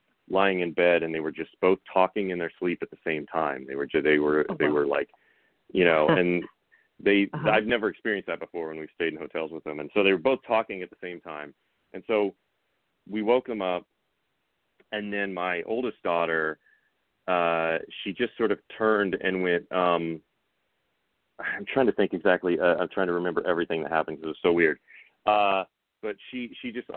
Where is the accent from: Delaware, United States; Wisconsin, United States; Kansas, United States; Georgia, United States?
Kansas, United States; Coffeyville; my hometown in Kansas